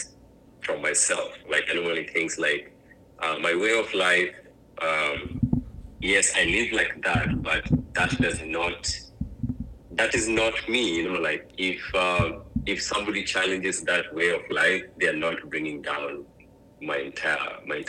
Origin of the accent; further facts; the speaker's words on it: Kenya; also born or lived in Phoenix, Arizona; now in Jacksonville, United States; growing up in Kenya